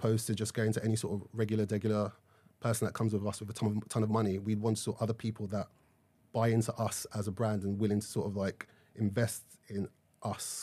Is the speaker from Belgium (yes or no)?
no; Nigeria; I am Nigerian